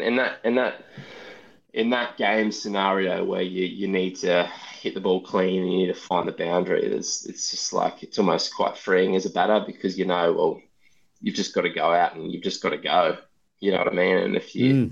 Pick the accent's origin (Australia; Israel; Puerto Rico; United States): Australia; a Australian cricketer